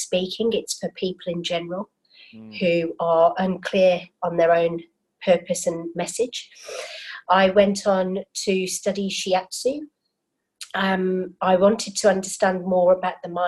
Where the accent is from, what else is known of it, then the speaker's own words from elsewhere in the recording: United Kingdom; now in Sydney, Australia; I am British born and bred, living in Sydney, Australia now.